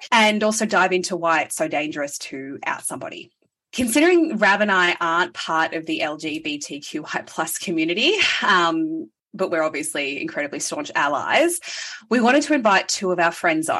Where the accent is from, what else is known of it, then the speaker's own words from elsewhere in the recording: Gold Coast, Queensland, Australia; also born or lived in Sydney; us Gold Coasters